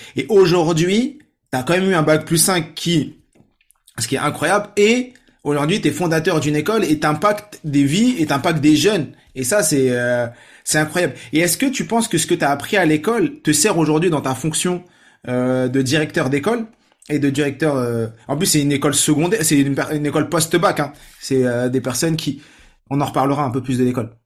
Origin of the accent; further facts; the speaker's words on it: France; je suis né en France, mais euh, famille nombreuse, 6 sœurs, famille marocaine